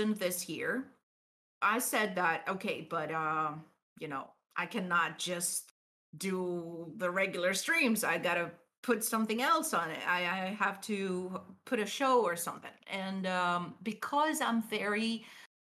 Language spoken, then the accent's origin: English; Greece; I'm from Greece